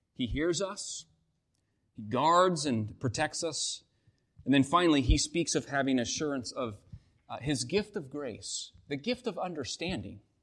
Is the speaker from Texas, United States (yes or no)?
no; Washington, United States; moved away; Washington State, my home state